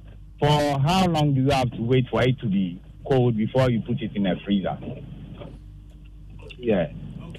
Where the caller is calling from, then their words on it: Nungua, Greater Accra, Ghana; I'm calling from Nungwa.